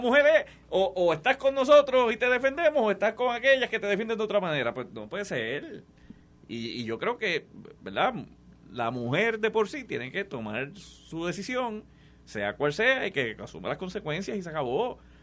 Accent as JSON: {"language": "Spanish", "country": "Puerto Rico", "said": "yo soy gente de las Marías, de San Sebastián"}